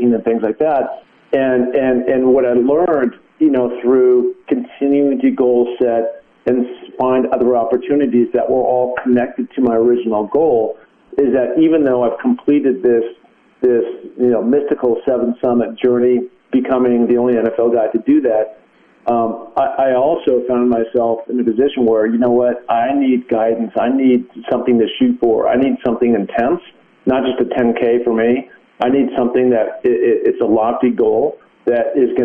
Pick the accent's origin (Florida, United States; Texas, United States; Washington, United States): Washington, United States; Seattle; moved away as an adult; also born or lived in Los Angeles; I moved out of Seattle, as you know, my hometown.